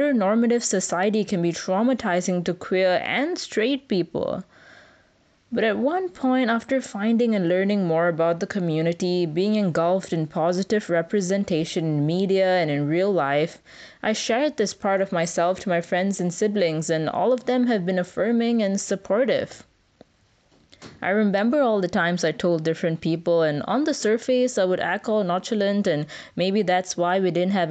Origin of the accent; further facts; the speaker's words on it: Malaysia; Growing up in Malaysia in the 2000s